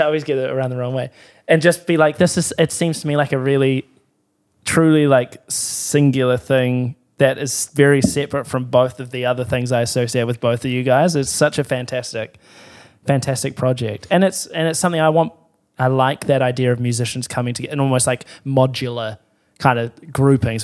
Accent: Timaru, Canterbury, New Zealand; I grew up in Timaru

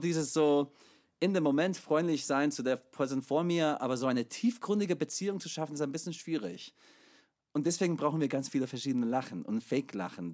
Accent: United States; German is a second language; now in Chemnitz, Germany; ich komme aus der USA ursprünglich

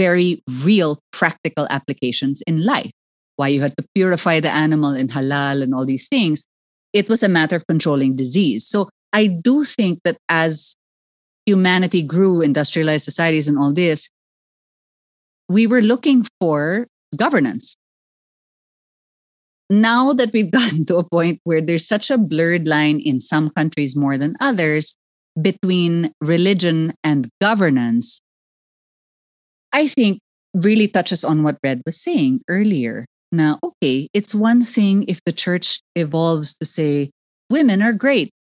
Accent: Philippines; is there space for me as a Filipina

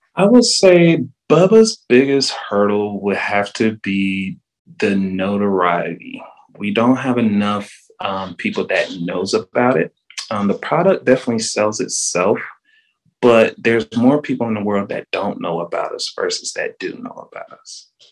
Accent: Charlotte, North Carolina, United States; moved away as an adult; also born or lived in Raleigh, North Carolina / Durham, North Carolina / Statesville, North Carolina; now in Tampa, United States; I moved to Charlotte um, until I was 12

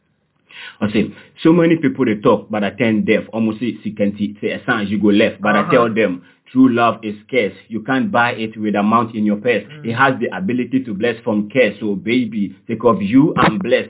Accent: Nkawkaw, Eastern Region, Ghana; moved away; also born or lived in Cape Coast; I grew up in Koko, in the eastern region. Okay. That is Kwau

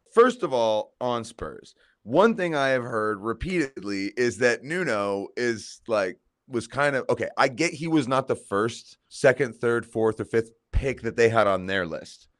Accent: Colorado, United States; I'm from Colorado.

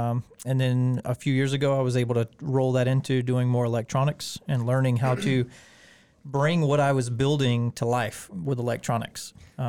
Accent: Beech Island, South Carolina, United States; also born or lived in Augusta; Yeah, I'm originally from Augusta, Beach Island area. Grew up over in Carolina.

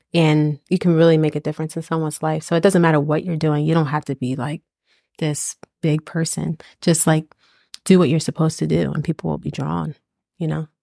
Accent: East Coast, United States; I am from the East Coast.

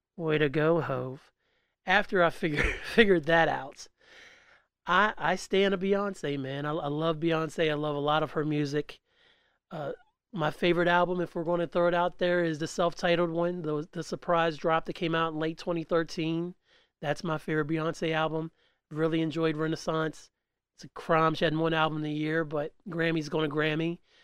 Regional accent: West Virginia, United States; I'm from West Virginia

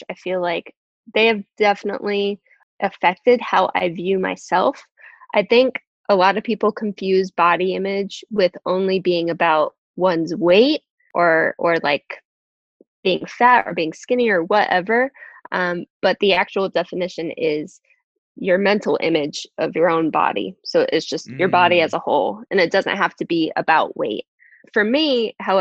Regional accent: Virginia, United States; I'm from Virginia

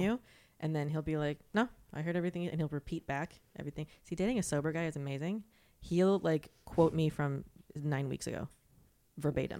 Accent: Florida, United States; moved away; I'm from Florida

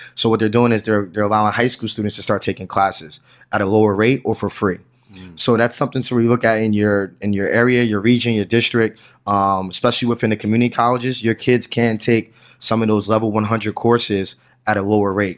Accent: New Jersey, United States; I'm from New Jersey

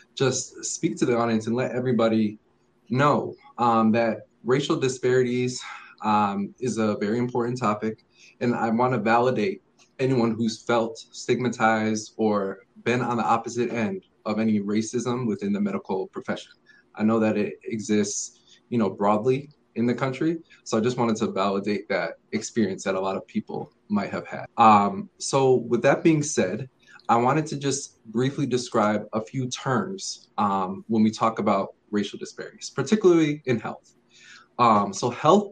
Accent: Connecticut, United States; I was born and raised in Connecticut.

